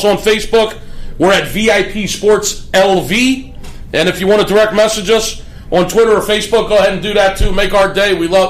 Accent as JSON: {"language": "English", "region": "Pennsylvania", "country": "United States", "said": "Shout out to Happy Valley back in my state, Penn State."}